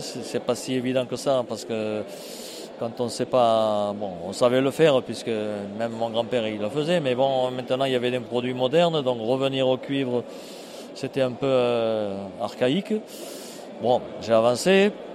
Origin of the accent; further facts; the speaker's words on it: foot of the Cévennes, Occitania, France; j'arrive du sud, moi. Par rapport à Strasbourg, on est au sud, 700 km vers la Méditerranée, au pied des Cévennes, donc je suis, je suis comme la terre de Cévennes